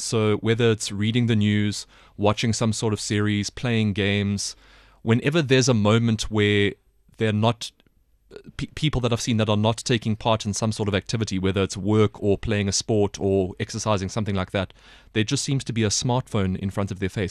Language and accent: English; South Africa; now in China; as a South African